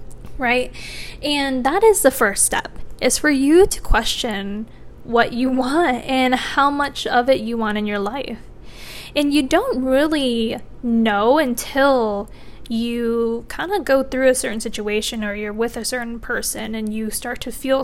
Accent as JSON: {"language": "English", "region": "Michigan", "country": "United States", "moved": "yes", "lives_now": "Virginia, United States", "said": "I'm from Michigan, and Michigan summers are also hot, but they're not as hot as Virginia"}